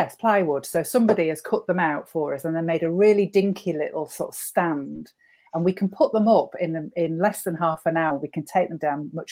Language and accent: English; Northwich, North West England, United Kingdom; my hometown, Northwich